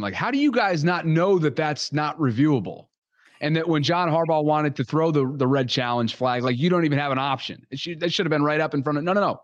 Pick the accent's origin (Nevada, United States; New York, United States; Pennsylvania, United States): New York, United States; Albany; I'm from Albany, which is, like, capital region area of New York